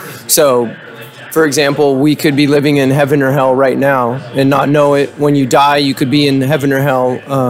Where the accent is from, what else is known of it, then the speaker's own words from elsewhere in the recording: Novato, California, United States; I'm from Novato, California.